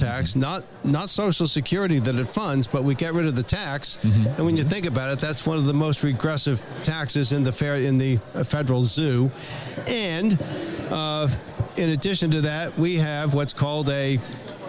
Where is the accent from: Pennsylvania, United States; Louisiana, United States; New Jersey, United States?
New Jersey, United States; I'm from New Jersey